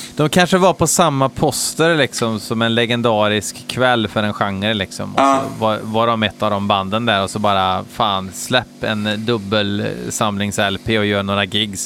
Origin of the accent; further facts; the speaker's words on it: Hammarö, Värmland, Sweden; hemma på Hammeröa